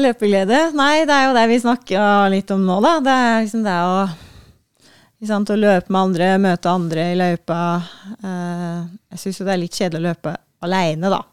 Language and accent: Norwegian; Gudbrandsdalen, Innlandet, Norway; moved away; Gudbrandsdalen, der jeg er fra